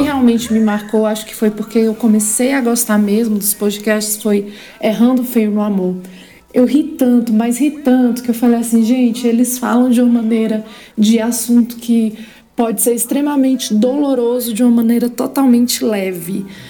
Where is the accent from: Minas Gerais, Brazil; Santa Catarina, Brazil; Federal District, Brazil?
Federal District, Brazil; Brasília; eu sou de Brasília